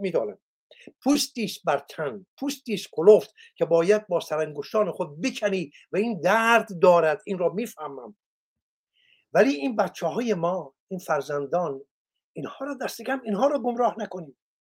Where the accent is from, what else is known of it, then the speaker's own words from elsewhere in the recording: Iran; من ایرانیم